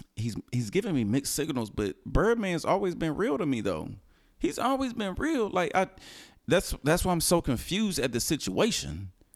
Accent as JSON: {"language": "English", "town": "Houston", "region": "Texas", "country": "United States", "said": "I'm from Houston"}